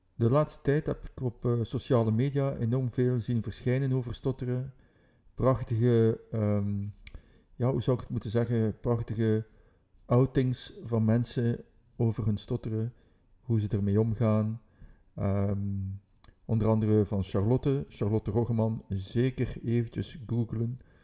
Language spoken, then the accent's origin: Dutch; Ghent, Flanders, Belgium; dat ik van Gent ben